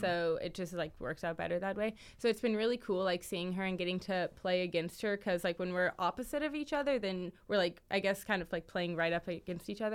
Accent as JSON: {"language": "English", "town": "Kansas City", "region": "Kansas", "country": "United States", "moved": "yes", "said": "I'm from Kansas City, all the way from Kansas"}